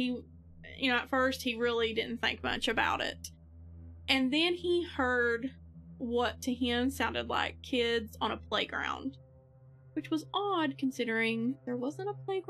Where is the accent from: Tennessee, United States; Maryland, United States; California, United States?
Tennessee, United States; Northeast; We're both from East Tennessee, Northeast Tennessee